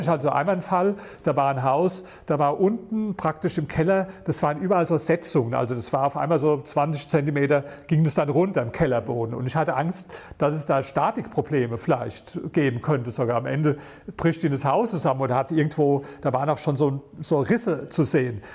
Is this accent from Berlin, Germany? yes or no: yes; Berlin, Germany; ich komme aus Berlin